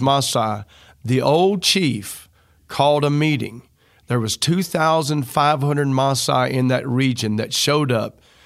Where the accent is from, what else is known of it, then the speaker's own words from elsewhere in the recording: the South, United States; I'm from the South